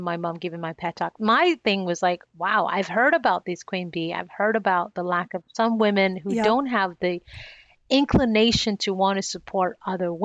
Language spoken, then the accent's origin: English; Nigeria; one of the challenges that I faced as a young child growing up in Nigeria, where I was born